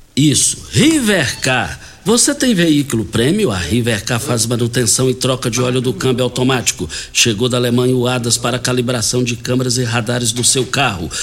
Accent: Jardim Goiás, Brazil; fomos criados juntos ali no Parque Bandeirantes, depois ali no Jardim Goiás

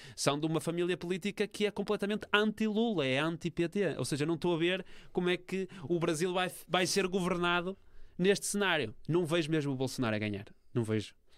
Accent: Portugal; enquanto europeu e enquanto português.

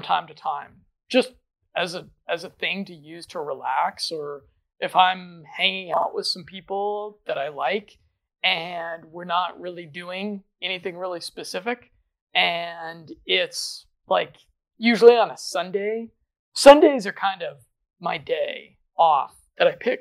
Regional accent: Colorado, United States; I'm from Colorado. I'm from one of the most liberal states when it comes to marijuana

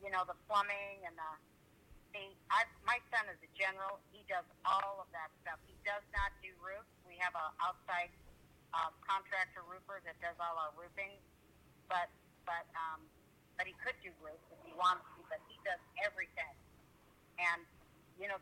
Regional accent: Laguna Beach, California, United States; now in Oregon, United States; I'm from Laguna Beach, California. And I still own property down there.

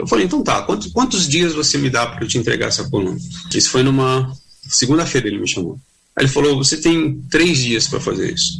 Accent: Santos, São Paulo, Brazil; moved away as an adult; Eu sou de Santos. Santos é uma cidade litorânea que fica a 65, 65 70 quilômetros de distância de São Paulo.

